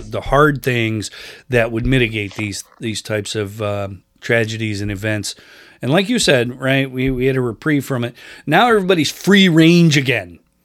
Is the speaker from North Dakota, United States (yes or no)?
no; Rochester, New York, United States; I grew up in Rochester, New York, which is sixty miles east of Buffalo.